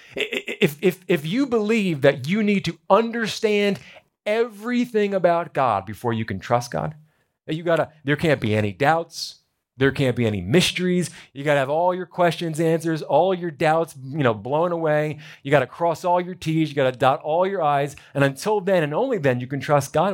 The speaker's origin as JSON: {"language": "English", "region": "New Jersey", "country": "United States", "tie": "born or raised there", "said": "I was born in America, born in New Jersey."}